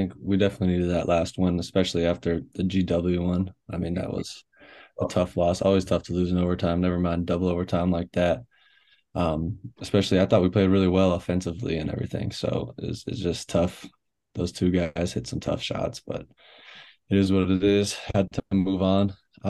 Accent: Canada; I'm a Canadian. They won't let me do nothing.

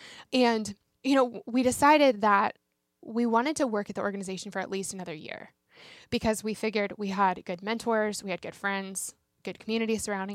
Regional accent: Denver, Colorado, United States; I am from Denver, Colorado, originally.

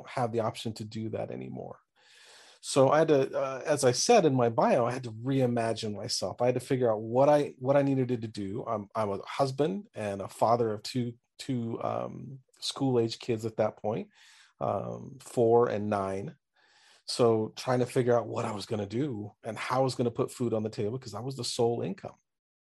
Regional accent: Southern California, United States; moved away as an adult; now in Springfield, United States; I grew up originally in Southern California for the first 48 years of my life

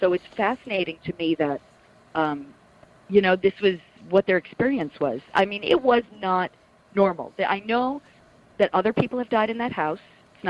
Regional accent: Plainview, New York, United States; Yeah, I'm from Plainview. I got to say maybe 15 minutes or so from Amityville.

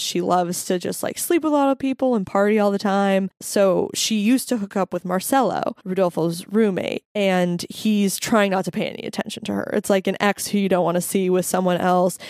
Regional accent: Santa Fe, New Mexico, United States; I grew up in Santa Fe, New Mexico

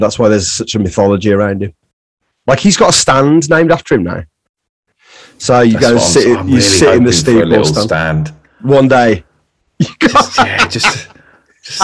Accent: Midlands, United Kingdom; also born or lived in London; now in Devon, United Kingdom; I'm from the Midlands, but like my wife's from here. That's why we moved back.

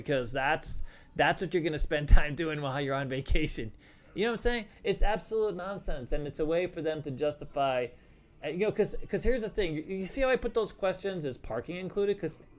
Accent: Colorado, United States; Because absolutely, coming to town, I'm from Colorado, and when I get to Vegas

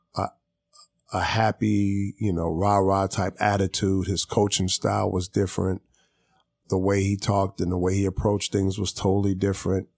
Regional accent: Long Beach, California, United States; I'm from here. I'm from L

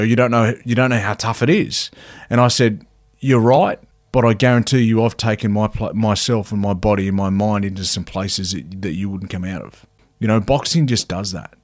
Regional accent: Cowra, New South Wales, Australia; also born or lived in Wagga Wagga; I'm a, I'm a Cowra boy. So, um, I grew up in a little place called Cowra

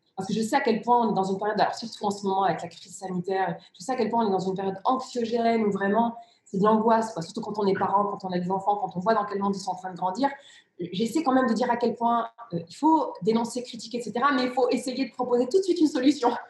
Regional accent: near Lille, Hauts-de-France, France; first language Riffian; French is a second language; also born or lived in Rif, Morocco; j'ai grandi dans une cité ouvrière, une cité où vivaient pour l'essentiel des, des, immigrés africains

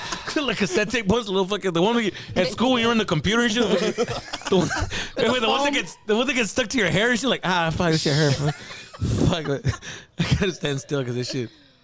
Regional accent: Tucson, Arizona, United States; also born or lived in East Los Angeles, California; now in Valencia, United States; If I was born in East LA, but I was raised in Arizona, in Tucson, Arizona.

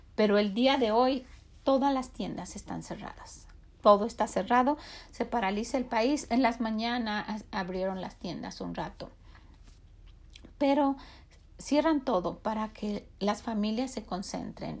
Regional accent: Mexico; now in United States; nosotros como mexicanos

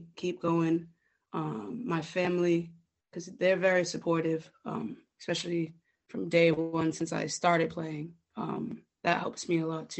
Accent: New Bedford, Massachusetts, United States; I'm from New Bedford, Mass. Yeah, it's just a little way from Boston.

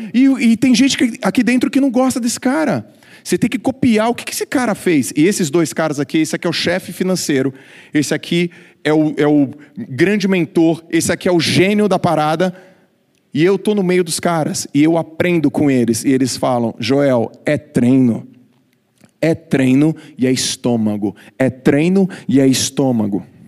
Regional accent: Santos, São Paulo, Brazil; eu com 15 anos, ganhando algumas competições lá na minha cidade. Eu sou de Santos, embora estar sempre em São Paulo

